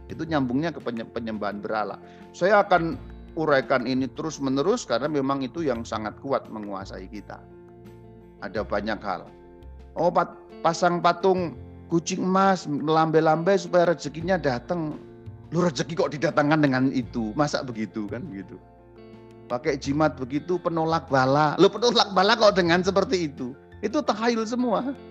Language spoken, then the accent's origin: Indonesian; Java, Indonesia; Saya sebagai orang Jawa saya harus belajar tentang kejawaan saya sehingga saya tahu ini bagian ini tahayul, bagian itu tidak.